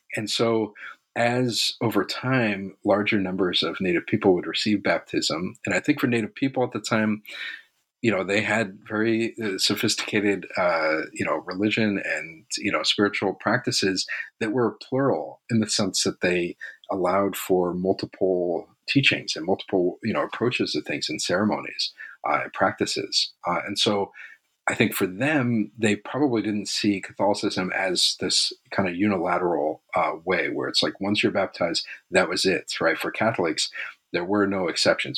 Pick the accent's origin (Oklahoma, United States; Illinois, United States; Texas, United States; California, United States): California, United States; Los Angeles; I was born and raised in Los Angeles